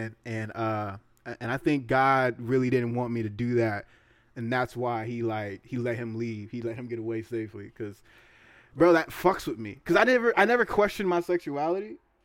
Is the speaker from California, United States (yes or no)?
yes; the Bay Area, California, United States; we're from the Bay